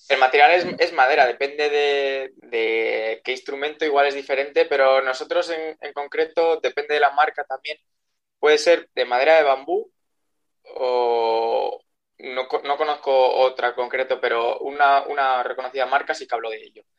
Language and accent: Spanish; Briviesca, Castile and León, Spain; Yo soy de Briviesca, sí, de Burgos